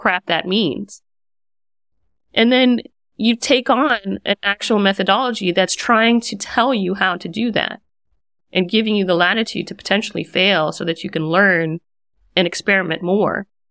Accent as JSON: {"language": "English", "country": "United States", "also_born_or_lived": "Washington, D.C. metro area / San Francisco", "moved": "as an adult", "lives_now": "Berlin, Germany", "said": "as an American"}